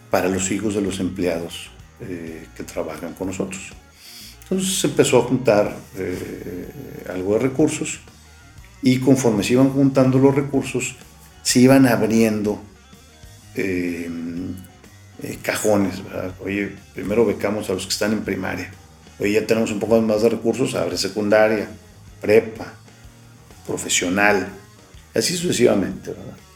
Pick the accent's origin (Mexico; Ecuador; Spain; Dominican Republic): Mexico